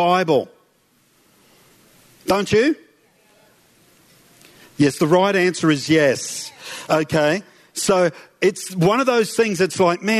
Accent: Toowoomba, Queensland, Australia; I grew up in Rockville, in Toowoomba. I'm a Toowoomba boy

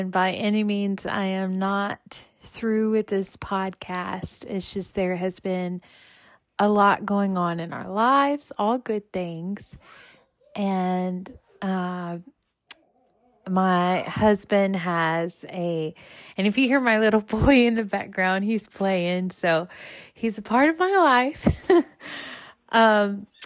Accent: Louisiana, United States; moved away; I was actually in my home state, Louisiana

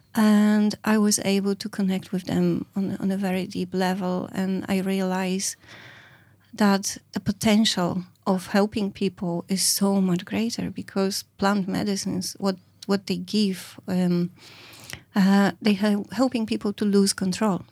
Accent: Poland; moved away as an adult; now in Ireland; I come from Poland. I live in Ireland over twenty-two years

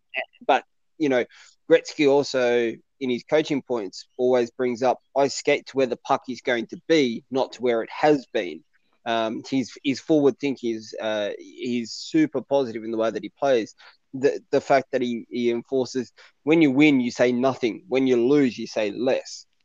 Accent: Bankstown, New South Wales, Australia; I grew up in Bankstown. Uh, that's where I lived for 20 odd years of my life.

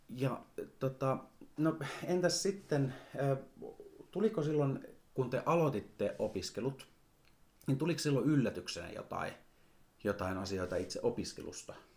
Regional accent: Oulainen, North Ostrobothnia, Finland; also born or lived in Helsinki; now in Rovaniemi, Finland; nyt mä muutin Helsingistä, mä oon siellä asunut, mutta alun perin mä oon Oulaisista kotoisin

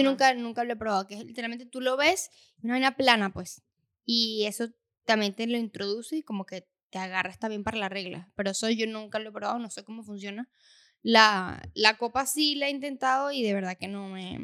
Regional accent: Venezuela; moved away; en nuestro caso de donde somos, en Venezuela

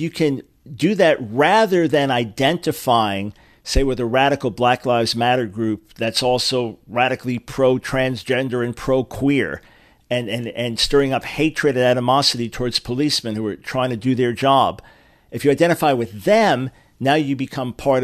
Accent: New York, United States; I grew up in New York, and it was not a segregated society there

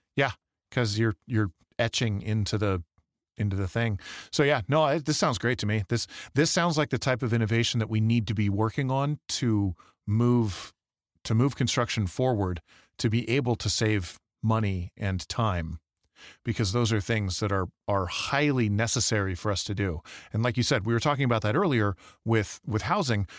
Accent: Michigan, United States; now in Idaho, United States; Growing up in Michigan

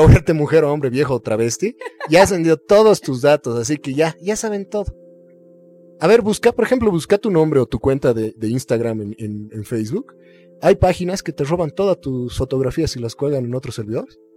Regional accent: Bolivia; los bolivianos tenemos fe en Bolivia

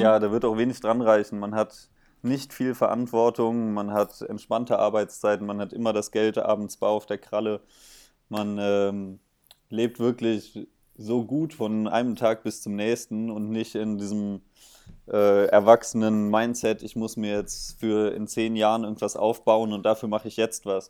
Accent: Bonn, North Rhine-Westphalia, Germany; moved away as an adult; now in Mainz, Germany; ich komme äh, auch aus dem Rheinland, aus Bonn

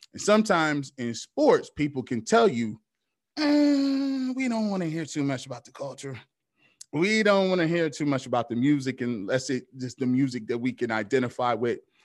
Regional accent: Canton, Ohio, United States; also born or lived in Charlotte, North Carolina; I grew up in Canton, Ohio

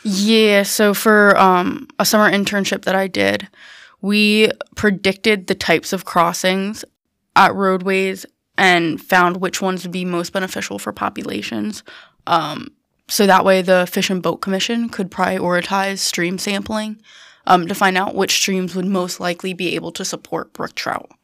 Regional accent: Herndon, Pennsylvania, United States; moved away as an adult; also born or lived in Selinsgrove, Pennsylvania; I am originally from Herndon, Pennsylvania. I went to London High School.

